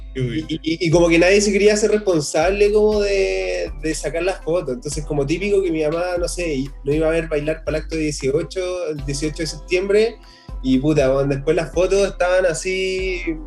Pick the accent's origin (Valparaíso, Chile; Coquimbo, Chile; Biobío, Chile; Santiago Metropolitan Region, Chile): Santiago Metropolitan Region, Chile; Puente Alto; yo vengo de Puente Alto